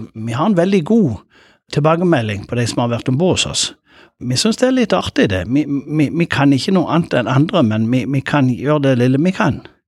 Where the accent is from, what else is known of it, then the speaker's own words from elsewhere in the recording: Lindesnes, Agder, Norway; jeg kommer fra Lindesnes